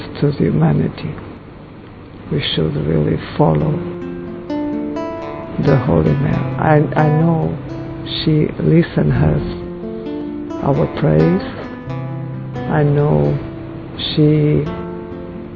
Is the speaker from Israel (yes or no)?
no; Portugal; I'm from Portugal.